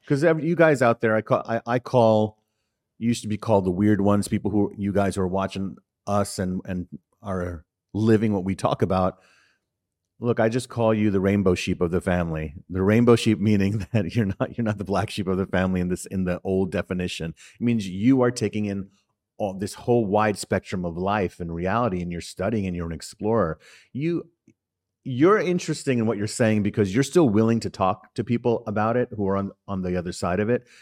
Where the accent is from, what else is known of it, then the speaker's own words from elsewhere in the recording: New York City, New York, United States; also born or lived in Harlem, New York City; growing up in the Bronx in New York City